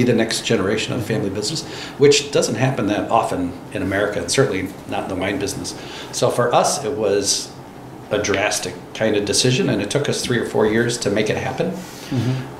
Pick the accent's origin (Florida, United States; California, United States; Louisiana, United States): Florida, United States; now in Oregon, United States; I grew up in Florida, so there's not the wine culture that it is out here.